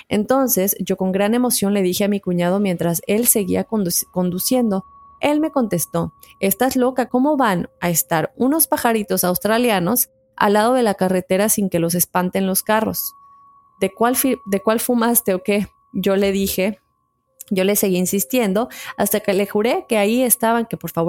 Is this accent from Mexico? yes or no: yes; Julián Blanco, Guerrero, Mexico; soy del estado de Guerrero, para ser exacta, del poblado de Julián Blanco, mejor conocido como Dos Caminos.